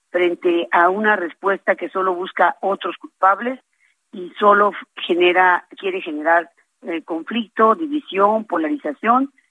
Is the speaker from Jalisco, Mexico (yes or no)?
no; Hidalgo, Mexico; porque soy una hidalguense que ama Hidalgo y que tiene ganas de trabajar